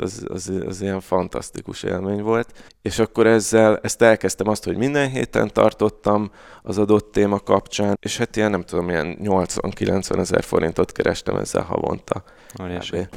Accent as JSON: {"language": "Hungarian", "region": "Budapest", "country": "Hungary", "tie": "born or raised there", "said": "Káposztás megyeren nőttem föl egyébként, aki nem ismeri, ez Újpestnek az északi része, negyedik kerület"}